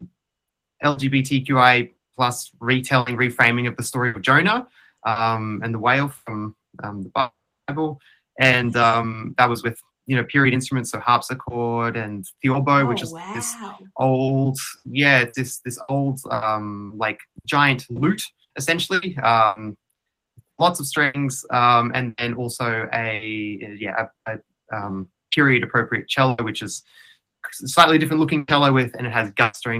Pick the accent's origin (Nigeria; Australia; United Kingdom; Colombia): Australia; Queensland; I grew up in Queensland